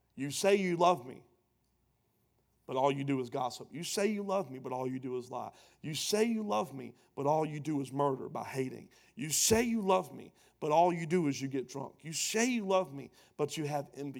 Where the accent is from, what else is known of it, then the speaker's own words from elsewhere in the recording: Pooler, Georgia, United States; also born or lived in Savannah, Georgia / Charleston, South Carolina; pastoring a church in my hometown